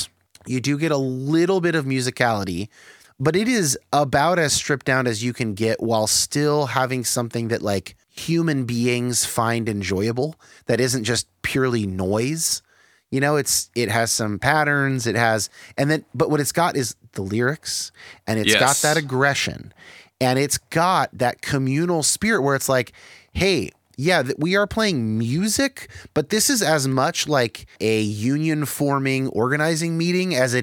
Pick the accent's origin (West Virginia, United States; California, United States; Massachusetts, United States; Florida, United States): California, United States; Bay Area; I grew up in the Bay Area